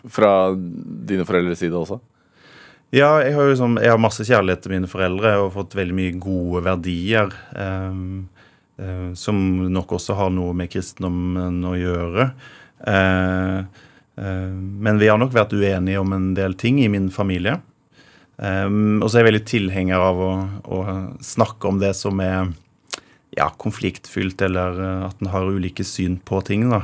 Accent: Råde, Østfold, Norway; accent: Rogaland dialect; also born or lived in Rogaland; Eh, jeg flytta til eh, Råd i Østfold da jeg var to år.

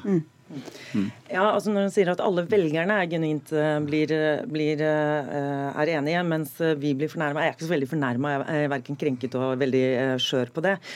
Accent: Oslo, Norway; jeg er tilfeldigvis fra Oslo

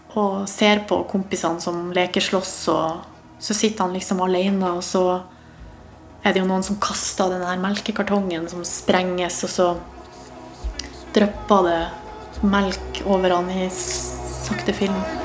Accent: Hamarøy, Nordland, Norway; moved away; var jeg hjemme på Hamarøy

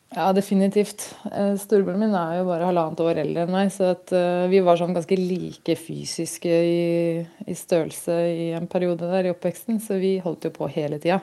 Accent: Gjøvik, Innlandet, Norway; Jeg kommer fra Gjøvik

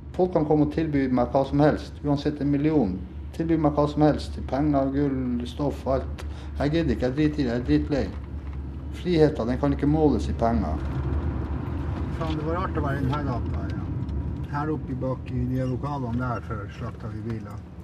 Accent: Norway; jeg som nordmann

